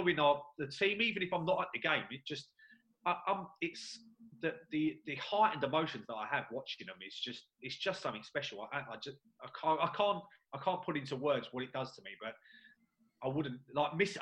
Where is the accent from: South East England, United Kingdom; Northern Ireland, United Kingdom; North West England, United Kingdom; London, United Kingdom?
London, United Kingdom; I was born and brought up in New Cross.